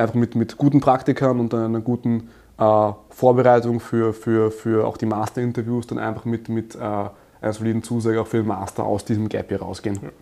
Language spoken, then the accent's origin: German; Graz, Styria, Austria; ich komme aus Österreich, in Graz geboren und aufgewachsen